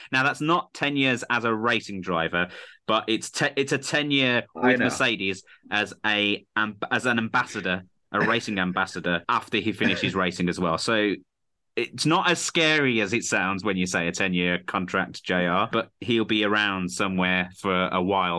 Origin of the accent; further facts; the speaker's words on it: United Kingdom; as a Brit